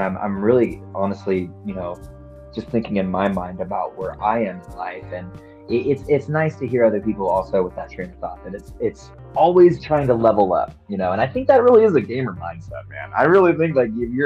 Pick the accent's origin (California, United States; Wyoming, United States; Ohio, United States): California, United States; Catalina Island; also born or lived in Los Angeles; I'm from California. I mean, Catalina Island boy